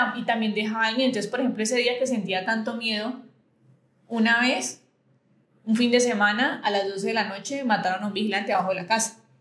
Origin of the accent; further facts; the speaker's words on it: Buenaventura, Valle del Cauca, Colombia; yo fui criada en Buenaventura